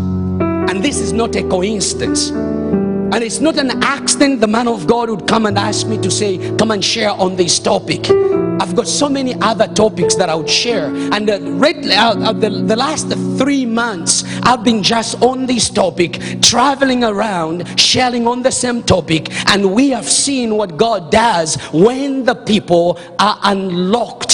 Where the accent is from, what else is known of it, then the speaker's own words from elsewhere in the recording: Zambia; now in Canada; I was born in Zambia